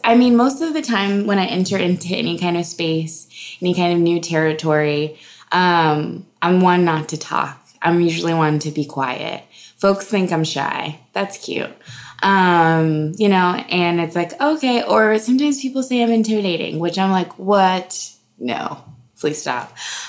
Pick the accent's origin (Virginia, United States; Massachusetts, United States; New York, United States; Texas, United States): Texas, United States; Houston; moved away; I'm from Houston, Texas. Uh-huh. I have born and raised, Texas